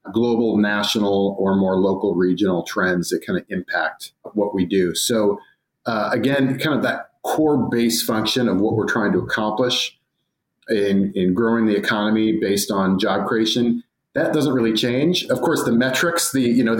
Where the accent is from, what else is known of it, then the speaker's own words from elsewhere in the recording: Seattle, Washington, United States; moved away as an adult; now in Miami, United States; I'm a Seattle native, born and raised.